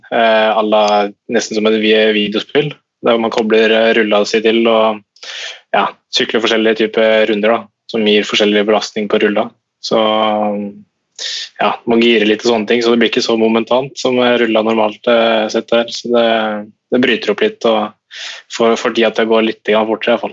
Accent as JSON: {"language": "Norwegian", "country": "Norway", "said": "gjorde en vurdering på at det er like greit for meg å være her som var hjemme i Norge, egentlig."}